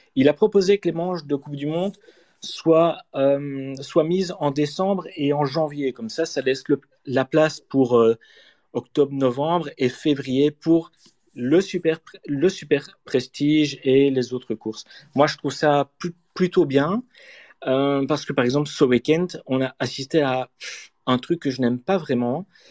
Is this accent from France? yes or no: no; Namur, Wallonia, Belgium; je suis Namurois